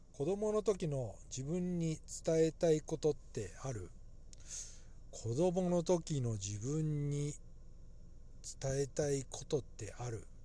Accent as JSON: {"language": "Japanese", "town": "Nagoya", "region": "Aichi", "country": "Japan", "tie": "born or raised there", "said": "私の地元はですね、えー、愛知県名古屋市なのです"}